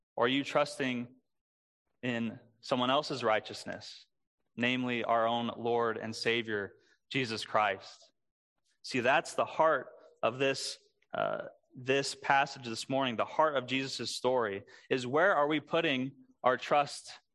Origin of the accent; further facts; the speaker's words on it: Springfield, Missouri, United States; moved away; my first big job growing up in Springfield, Missouri. That's where I'm from